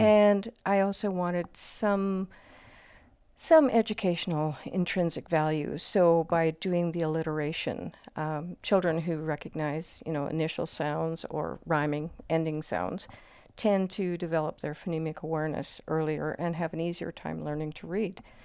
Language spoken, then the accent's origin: English; Canada; growing up in Manitoba or Saskatchewan